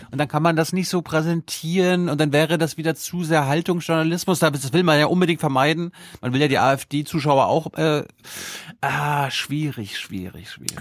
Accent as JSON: {"language": "German", "region": "Mecklenburg-Vorpommern", "country": "Germany", "tie": "born or raised there", "moved": "yes", "said": "in meiner Heimat"}